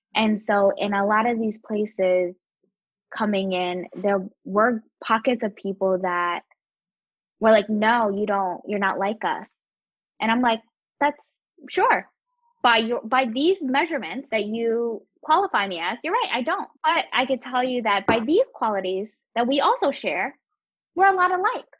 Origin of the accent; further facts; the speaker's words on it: Atlantic City, New Jersey, United States; also born or lived in Camden, New Jersey; I was born in Camden, grew up in Atlantic City, and and was able to like work in New York uh, and throughout Jersey and and Philadelphia